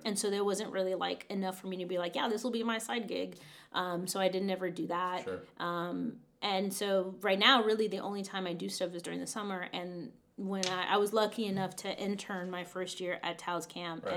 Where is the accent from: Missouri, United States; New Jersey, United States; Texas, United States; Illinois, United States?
Texas, United States; Roma; I grew up in South Texas in a tiny town called Roma, Texas.